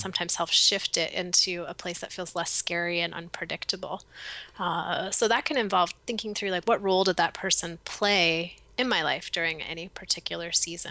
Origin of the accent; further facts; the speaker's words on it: East Coast, United States; now in Portland, United States; growing up on the East Coast